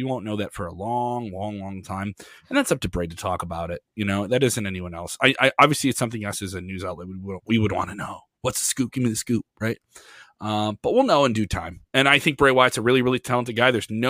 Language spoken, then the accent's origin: English; Pennsylvania, United States; accent: Pennsylvania; I got my Pennsylvania accent in there.